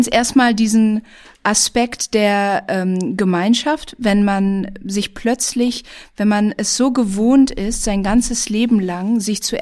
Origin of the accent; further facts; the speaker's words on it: Indonesia; also born or lived in Germany; Äh, ich bin in Indonesien, in Deutschland und vielen Orten aufgewachsen